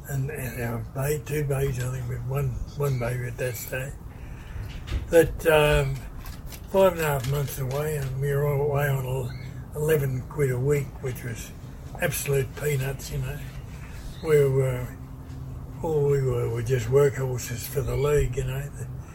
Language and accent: English; Goodna, Queensland, Australia; moved away; also born or lived in Ipswich, Queensland; I was born in Goodna in Queensland. That's halfway between Ipswich and Brisbane.